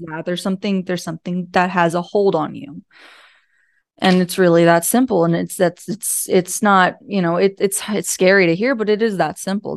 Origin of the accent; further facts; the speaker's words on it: Pennsylvania, United States; I'm from Pennsylvania